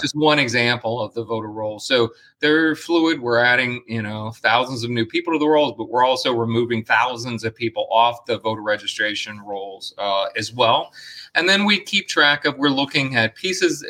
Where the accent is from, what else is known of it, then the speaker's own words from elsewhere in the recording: Arcadia, Florida, United States; I grew up in Arcadia, actually, and uh, which is uh, adjacent to Soto County, is adjacent to Sarasota County, inland